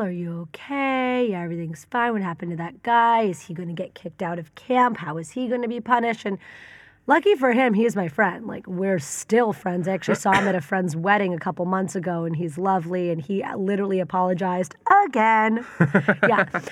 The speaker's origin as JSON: {"language": "English", "town": "San Francisco", "region": "California", "country": "United States", "tie": "born or raised there", "also_born_or_lived": "Tel Aviv, Israel", "moved": "as an adult", "said": "born and raised in San Francisco."}